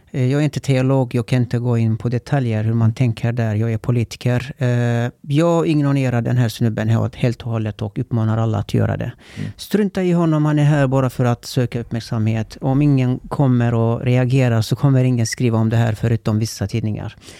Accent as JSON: {"language": "Swedish", "town": "Kulu", "region": "Konya", "country": "Turkey", "tie": "born or raised there", "moved": "yes", "lives_now": "Sweden", "said": "Jag är född och uppvuxen där"}